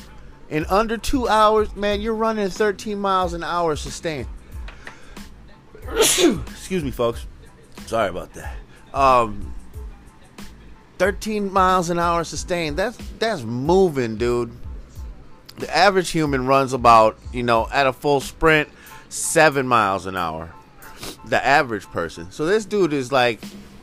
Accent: Philadelphia, Pennsylvania, United States; I'm from the Philly area

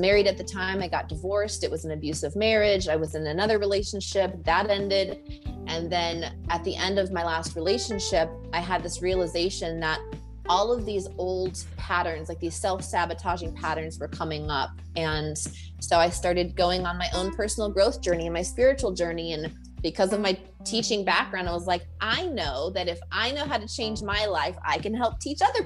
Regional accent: Iowa City, Iowa, United States; moved away as an adult; I'm from Iowa City.

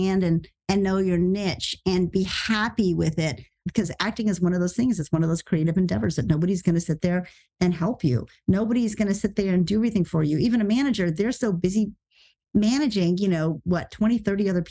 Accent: the South, United States; moved away; I grew up in the South too, and I still love where I'm from

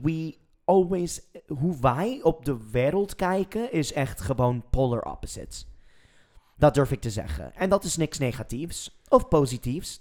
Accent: Texas, United States; Dutch is a second language; moved away as an adult; also born or lived in New York City; now in Netherlands; Ik ben een Amerikaans, geboren en getogen in een small town in Texas

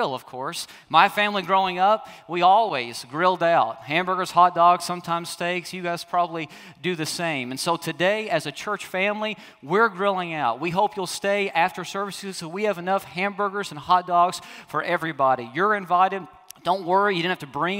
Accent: the South, United States; I'm from the South

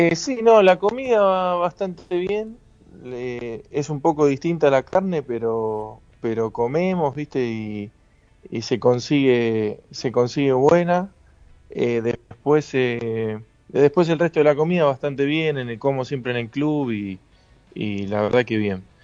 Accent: Lanús, Buenos Aires Province, Argentina; moved away as an adult; now in Turkey; Yo soy de Lanús y, mi familia está hincha de Lanús

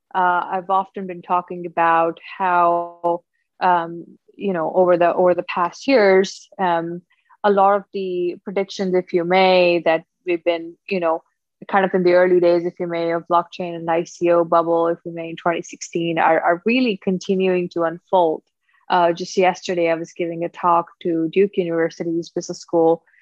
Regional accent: Punjab, India; now in Hawaii, United States; born and raised in India, uh, so look Indian, I guess, um, uh, northern part of India, state of Punjab.

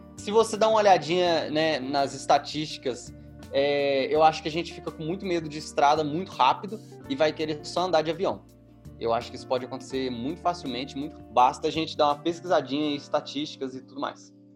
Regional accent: Minas Gerais, Brazil; Eu sou mineiro

